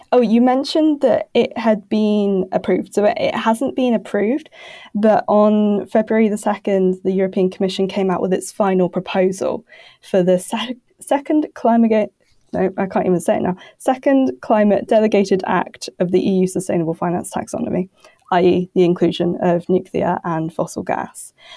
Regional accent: United Kingdom; now in Brussels, Belgium; I'm a British, uh, journalist who somehow ended up in Brussels.

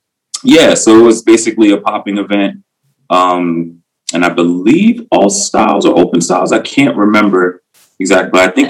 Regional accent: New York City, New York, United States; also born or lived in Washington, D.C. / Virginia; now in Maryland, United States; So my origin story begins in New York City, born in Queens, raised in Harlem and Queens. And then, I come from beautiful parents

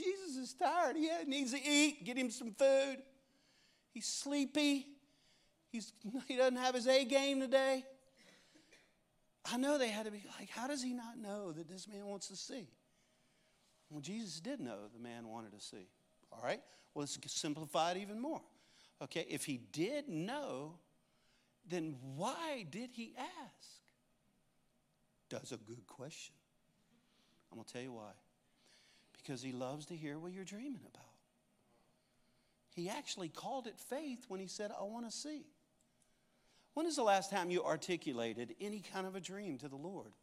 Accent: Cajun, Louisiana, United States; I am a Cajun

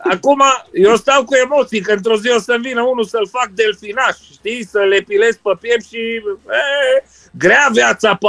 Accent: Romania; now in United Kingdom; sunt aproape mândru că sunt român, să zic.

